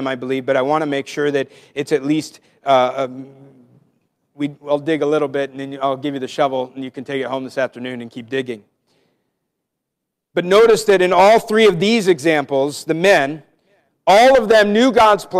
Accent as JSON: {"language": "English", "region": "Washington", "country": "United States", "moved": "yes", "said": "I'm from Washington State"}